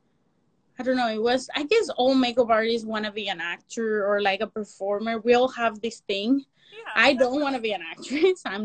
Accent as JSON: {"language": "English", "region": "Mexico City", "country": "Mexico", "tie": "born or raised there", "second_language": "English", "moved": "as an adult", "said": "Latina makeup artist, born and raised in Mexico City. I just have 5 years living here."}